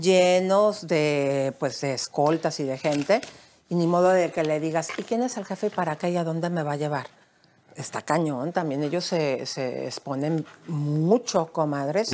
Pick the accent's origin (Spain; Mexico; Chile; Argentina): Mexico; como mexicana